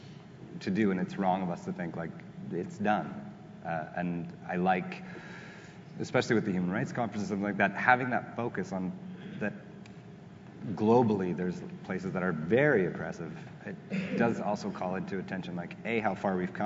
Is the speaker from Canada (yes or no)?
yes; Canada; we as Canadian populace